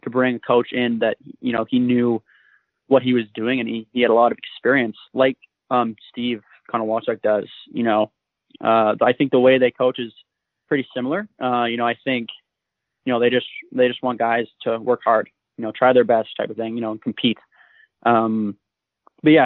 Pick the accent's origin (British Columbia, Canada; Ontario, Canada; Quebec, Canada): British Columbia, Canada; Coldstream; I'm from Coldstream, British